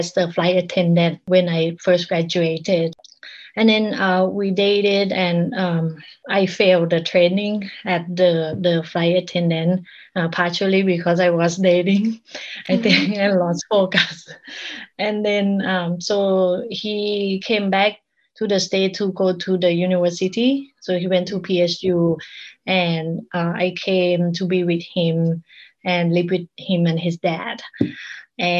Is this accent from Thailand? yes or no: yes; Bangkok, Thailand; English is a second language; moved away as an adult; now in Portland, United States; I grew up in Bangkok